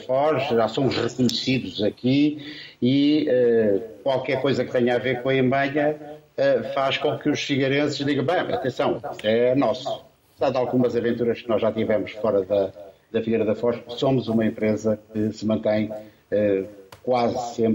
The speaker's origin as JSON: {"language": "Portuguese", "town": "Nova Lisboa", "region": "Huambo", "country": "Angola", "said": "nós viemos de Nova Lisboa, perto da Imanha."}